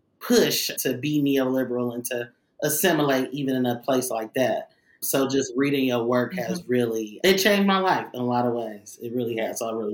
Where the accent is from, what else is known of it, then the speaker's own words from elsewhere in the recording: Oakland, California, United States; I'm from Oakland, California.